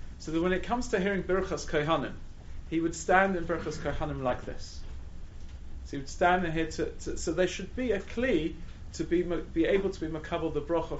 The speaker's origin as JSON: {"language": "English", "region": "London", "country": "United Kingdom", "tie": "born or raised there", "also_born_or_lived": "Israel / Gateshead", "said": "I grew up in London"}